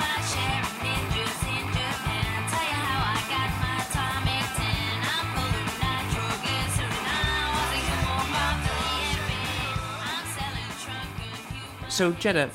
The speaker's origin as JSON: {"language": "English", "country": "Canada", "moved": "yes"}